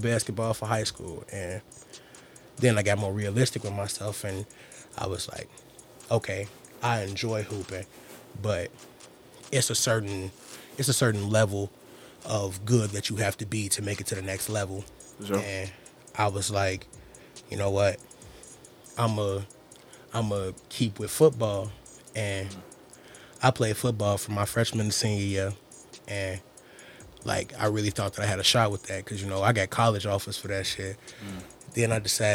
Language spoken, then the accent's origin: English; Maywood, Illinois, United States; I grew up on 9th, you know, like, I grew up in Maywood. I'm very Maywood-oriented